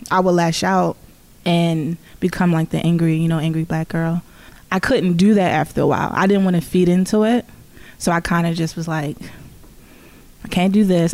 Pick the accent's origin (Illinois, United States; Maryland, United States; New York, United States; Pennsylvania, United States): Maryland, United States; Baltimore; also born or lived in Woodlawn, Maryland / Catonsville, Maryland; I'm originally from West Baltimore. Uh, grew up on uh, Cold Spring off of Garrison